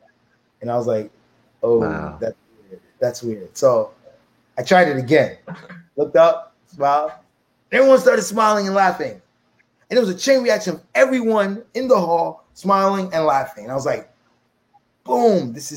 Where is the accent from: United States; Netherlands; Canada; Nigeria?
United States; I'm American.